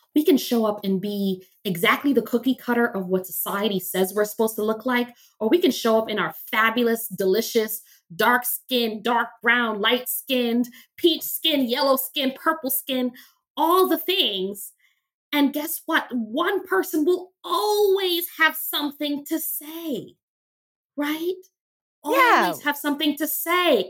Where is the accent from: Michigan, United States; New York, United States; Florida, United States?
New York, United States; New York City; I grew up very poor in Crown Heights, Brooklyn